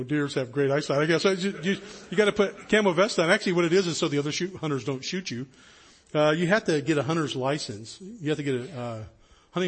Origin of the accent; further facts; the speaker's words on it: High Sierras, Northern California, United States; I was born and raised in Northern California up in the High Sierras.